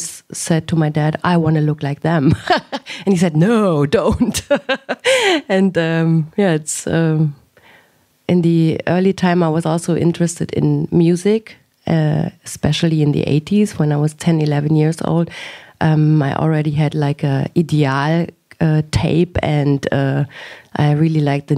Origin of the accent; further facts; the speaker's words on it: Germany; also born or lived in Damascus, Syria; my father decided that we moved to Germany. And then I grew up in Germany with my three brothers